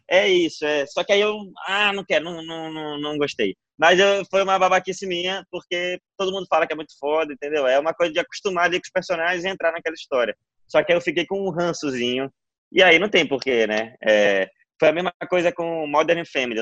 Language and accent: Portuguese; Belém, Pará, Brazil; eu sou de Belém